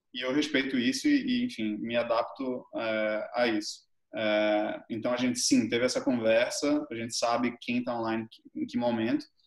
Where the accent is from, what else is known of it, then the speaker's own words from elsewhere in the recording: Brazil; eu sou brasileiro